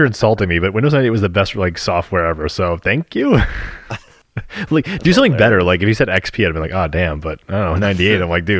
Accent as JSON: {"language": "English", "country": "Canada", "said": "nah, we're Canadian."}